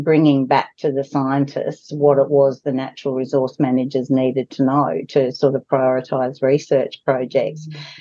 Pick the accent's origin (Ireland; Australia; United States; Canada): Australia; Broken Hill, New South Wales; moved away as an adult; I was born and raised in Broken Hill